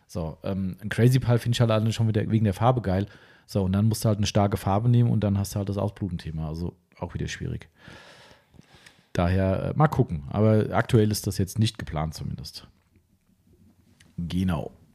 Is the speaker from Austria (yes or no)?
no; Germany; bei uns in Stammfischbach, in meinem Elternhaus, wir wohnen ähm, zwei Häuser von der Bushaltestelle weg